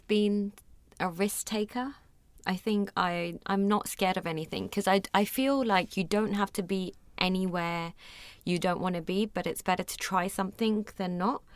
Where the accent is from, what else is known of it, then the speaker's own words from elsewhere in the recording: London, United Kingdom; moved away as an adult; also born or lived in Mumbai, India; I was born and raised in London, was in boarding school for a few years when I was younger